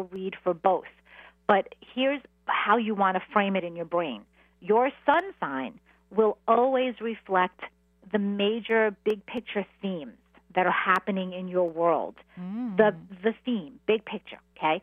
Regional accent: New York City, New York, United States; I grew up, I'm a Queens girl

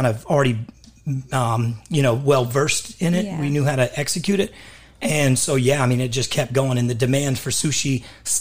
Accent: Dallas, Texas, United States; moved away as an adult; also born or lived in Los Angeles; grew up in Texas, in Dallas. I was born in Dallas

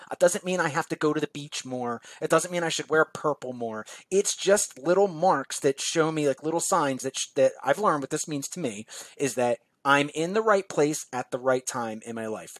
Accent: Philadelphia, Pennsylvania, United States; also born or lived in South Jersey, New Jersey; now in New Jersey, United States; I grew up in South Philadelphia and South South Jersey at the same time

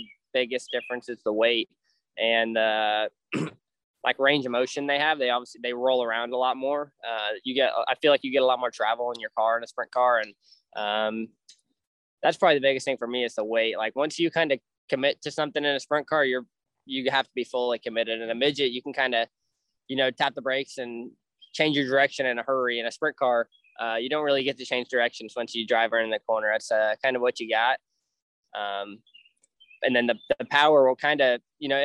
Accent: California, United States; moved away as an adult; now in Indiana, United States; I grew up in California racing outlaw carts

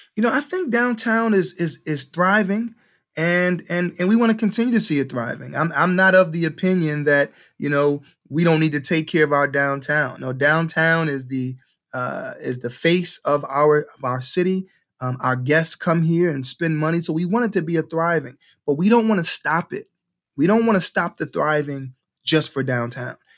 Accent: Cleveland, Ohio, United States; I'm a graduate from Case Elementary, M L K Middle School, M L K High School

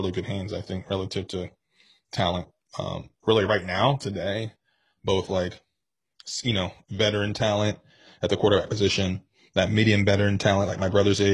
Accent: Cincinnati, Ohio, United States; also born or lived in Virginia; I grew up in Cincinnati. I was born in Cincinnati

